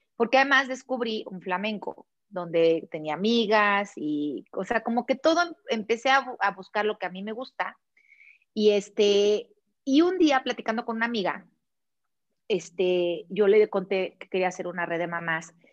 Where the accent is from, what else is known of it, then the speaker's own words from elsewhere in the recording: Mexico; moved away; also born or lived in Barcelona, Spain / Puebla, Mexico; nos regresamos a México decidiendo a Puebla buscando una mejor calidad de vida